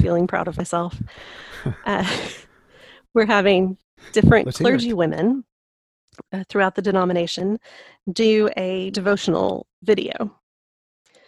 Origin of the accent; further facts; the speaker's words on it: Lubbock, Texas, United States; moved away as an adult; also born or lived in Memphis; I grew up in Lubbock, Texas